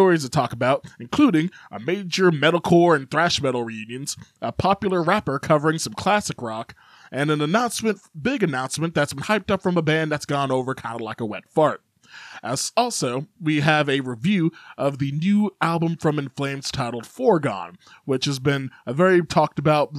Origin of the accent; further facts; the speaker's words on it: Chicago, Illinois, United States; now in Kentucky, United States; I lived in Chicago